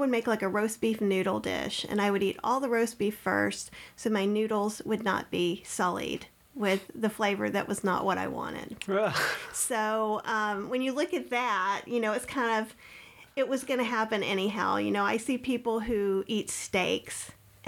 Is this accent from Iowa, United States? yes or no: no; Winston-Salem, North Carolina, United States; I grew up in Winston-Salem, North Carolina